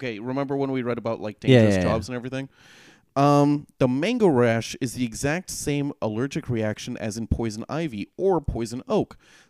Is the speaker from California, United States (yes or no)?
yes; California, United States; we grew up in California